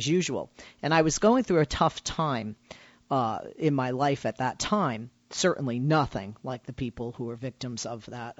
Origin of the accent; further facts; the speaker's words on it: Boston, Massachusetts, United States; now in Los Angeles, United States; I'm from Boston originally. I live in Los Angeles now.